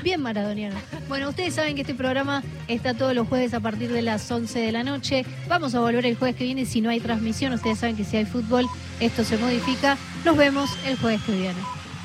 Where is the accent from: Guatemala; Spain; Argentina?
Argentina; Córdoba; yo como cordobesa